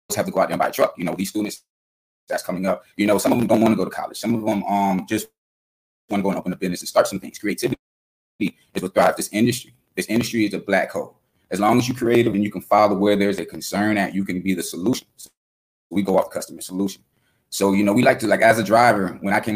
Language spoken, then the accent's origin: English; Fort Lauderdale, Florida, United States; I'm coming from Fort Lauderdale, Florida, where, you know, we learn different things